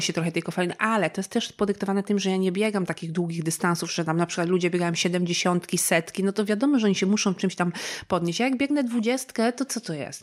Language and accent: Polish; Gorlice, Lesser Poland, Poland; w okolicach Gorlic. To są też moje strony.